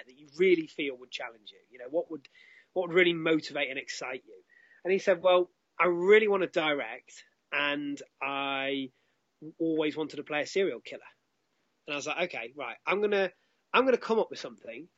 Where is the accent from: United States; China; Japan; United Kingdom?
United Kingdom; Derby, East Midlands; my hometown, Derby